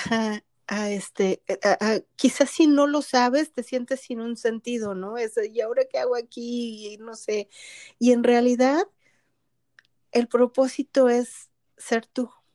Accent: Mexico; now in Canada; yo soy mexicana que vive en Canadá

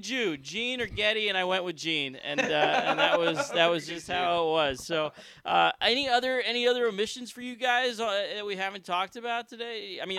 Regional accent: East Coast, United States; We grew up on the East Coast.

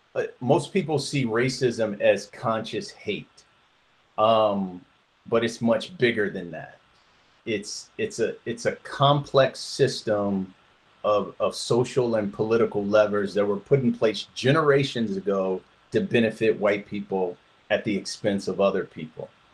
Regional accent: Detroit, Michigan, United States; also born or lived in Flint, Michigan; now in Georgia, United States; I am originally from Detroit, Michigan. Um, I grew up there

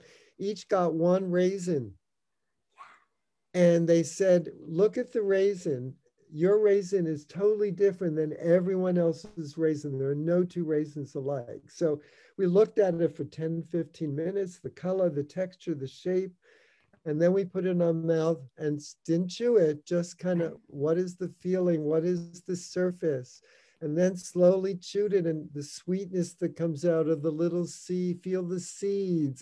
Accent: New York City, New York, United States; When I was a kid, I grew up in the Bronx, New York

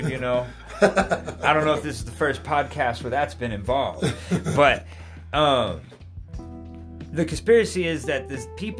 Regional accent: Albuquerque, New Mexico, United States; I'm from Albuquerque. Mm-hmm. You know what I mean, dude? Mm-hmm. And so you have always stayed, I am from Albuquerque.

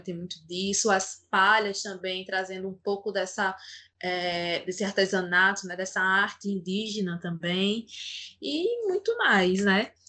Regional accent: Palmeira dos Índios, Alagoas, Brazil; now in Maceió, Brazil; sou alagoana, Nasci em Palmeira dos Índios, Agreste Alagoano, mas desde 2010 moro aqui em Maceió

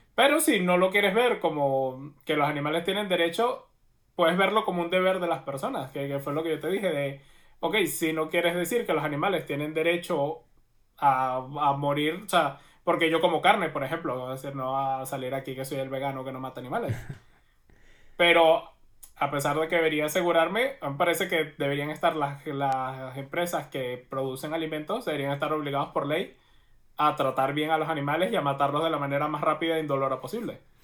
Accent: Venezuela; moved away

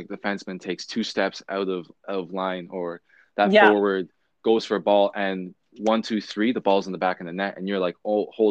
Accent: Canada; as a Canadian with like ice hockey in our blood

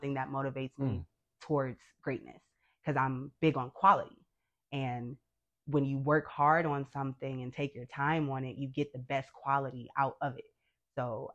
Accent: Detroit, Michigan, United States; born and raised in Detroit, grew up on the West Side

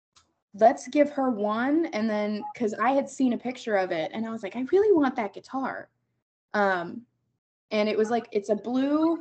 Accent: Wellington, Ohio, United States; Wellington High School. So I was born and raised in Wellington.

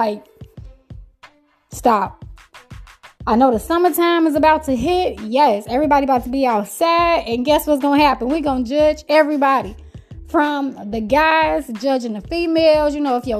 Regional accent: Chicago, Illinois, United States; I'm from Chicago, Chi-Town

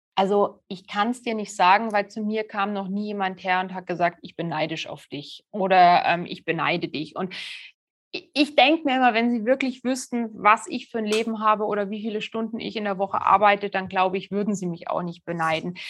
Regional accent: Germany; bei uns in Deutschland

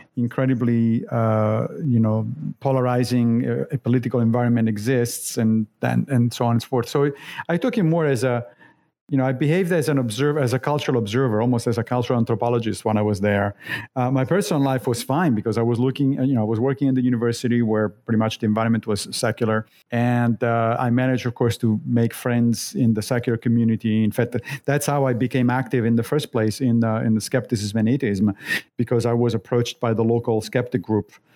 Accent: Rome, Lazio, Italy; moved away as an adult; also born or lived in Monrovia, Liberia / Connecticut, United States / Long Island, United States; now in United States; I grew up in Rome

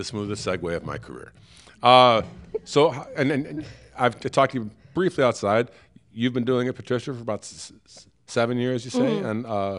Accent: Oak Park, Illinois, United States; moved away as an adult; also born or lived in Chicago, United States; now in Los Angeles, United States; I grew up in Oak Park, which is the first suburb west of Chicago. And then the last 10 years or so that I lived there, I lived on the north side of Chicago.

